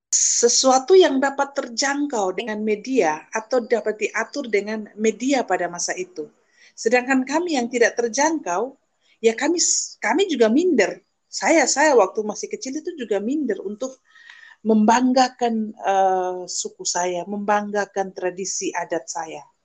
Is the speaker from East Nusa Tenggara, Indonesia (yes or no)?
yes; East Nusa Tenggara, Indonesia; saya bahkan ya saya sebagai orang Sumba tidak mempelajari uh, suku saya diri saya identitas saya